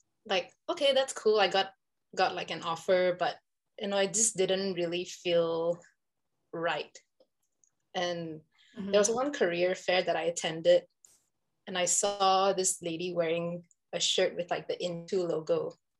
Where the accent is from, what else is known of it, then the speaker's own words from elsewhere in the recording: Selangor, Malaysia; moved away as an adult; also born or lived in Oregon, United States; now in United States; I'm originally from Selangor. I came here to the US in 2015 to study food science in Oregon State University.